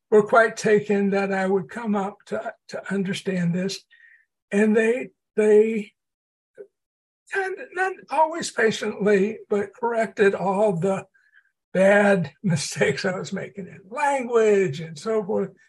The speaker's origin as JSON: {"language": "English", "town": "Port Arthur", "region": "Texas", "country": "United States", "tie": "born or raised there", "said": "a small refinery town in southeast Texas. Um, and I was I was born and raised during the period of Jim Crow"}